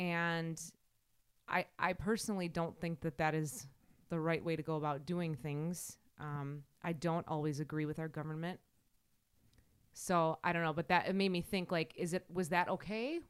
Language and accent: English; Wisconsin, United States; accent: Wisconsin, Midwestern; my Wisconsin accent